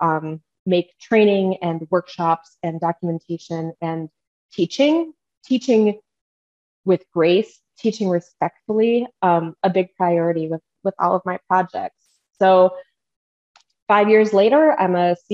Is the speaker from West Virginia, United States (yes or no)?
no; Minnesota, United States; accent: Midwestern; My Midwestern accent comes out when I start talking about Fargo, North Dakota. I'm a tried and true Minnesota girl.